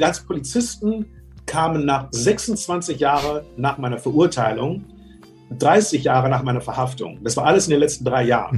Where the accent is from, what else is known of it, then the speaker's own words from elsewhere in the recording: Germany; moved away; also born or lived in United States; komme ich zurück nach Deutschland, mein Heimatland